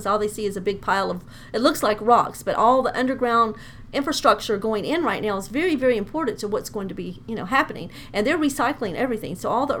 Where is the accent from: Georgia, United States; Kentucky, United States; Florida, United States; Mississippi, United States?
Georgia, United States; DeKalb County; also born or lived in Doraville; I've lived in Doraville for 30-something years. I grew up in DeKalb County, so I'm very familiar with the area.